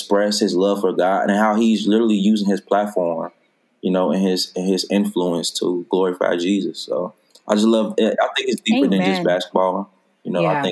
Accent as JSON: {"language": "English", "town": "Chicago", "region": "Illinois", "country": "United States", "said": "I'm from Chicago"}